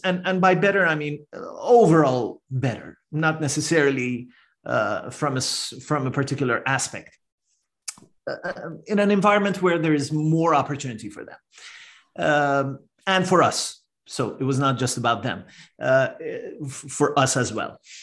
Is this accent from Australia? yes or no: no; Iran; moved away as an adult; now in Canada; I'm a first generation immigrant to Canada. I'm originally from Iran